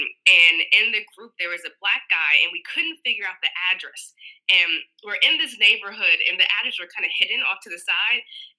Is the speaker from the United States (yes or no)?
yes; Georgia, United States; And that's common in the South growing up. Like, I was born in Georg